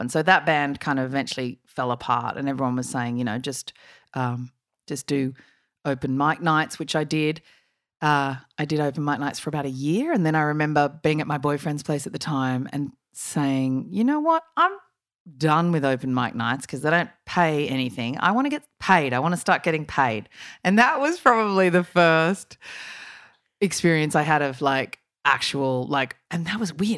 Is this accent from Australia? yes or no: yes; Sydney, New South Wales, Australia; I grew up in Sydney